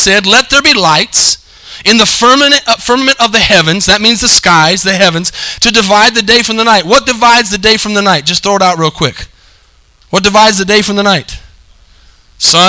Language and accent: English; United States; we live in the United States.